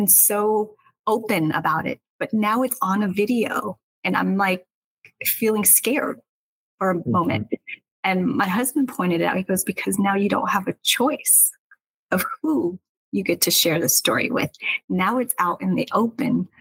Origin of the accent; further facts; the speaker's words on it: Seattle, Pacific Northwest, United States; moved away as an adult; now in Los Angeles, United States; I'm from the Northwest. I was raised differently